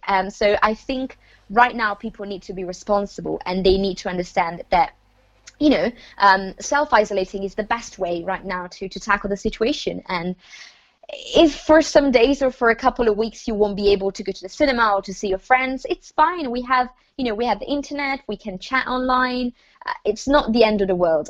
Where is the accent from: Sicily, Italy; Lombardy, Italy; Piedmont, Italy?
Lombardy, Italy; moved away; I am from the north of Italy, which is the part that's been affected the most. So um, I come from Lombardy.